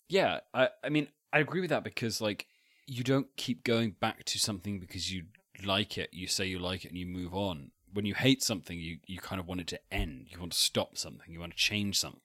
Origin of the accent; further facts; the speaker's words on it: Salisbury, South West England, United Kingdom; I'm from Salisbury